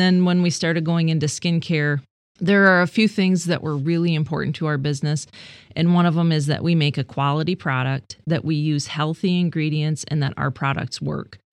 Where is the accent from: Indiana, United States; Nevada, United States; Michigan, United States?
Michigan, United States; Sebring; I grew up in Sebring, like a half a mile away from where I currently live. My family has been there for generations.